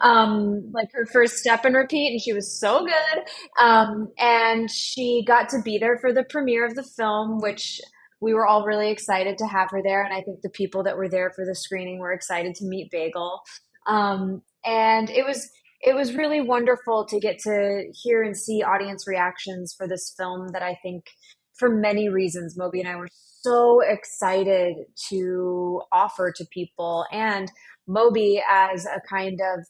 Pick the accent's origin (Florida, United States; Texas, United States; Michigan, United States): Texas, United States; moved away; also born or lived in New York; I grew up in Texas